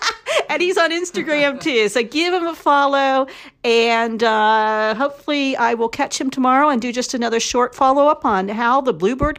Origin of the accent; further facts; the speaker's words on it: Ohio, United States; accent: Ohio; now in Nashville, United States; I have an Ohio accent.